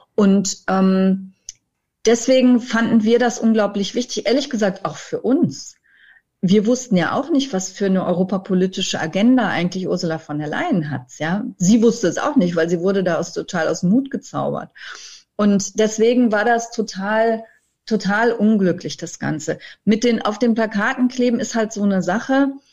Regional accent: Germany; wir als Deutsche

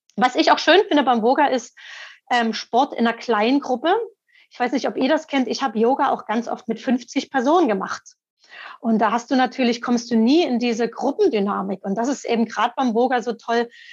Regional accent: Dresden, Saxony, Germany; moved away; also born or lived in Italy; dann bin ich nach über 20 Jahren in meine Heimatstadt Dresden zurückgezogen

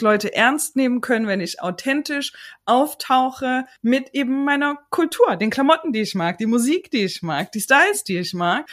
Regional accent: Chemnitz, Saxony, Germany; Ich komme aus Chemnitz

